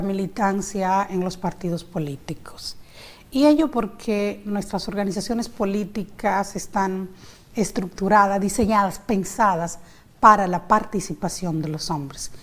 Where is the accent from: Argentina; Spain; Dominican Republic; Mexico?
Dominican Republic; San Pedro de Macorís; yo soy de San Pedro de Macorís.